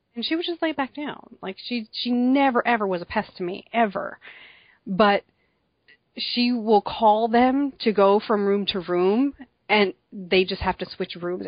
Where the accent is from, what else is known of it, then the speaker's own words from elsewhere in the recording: New Jersey, United States; I am from New Jersey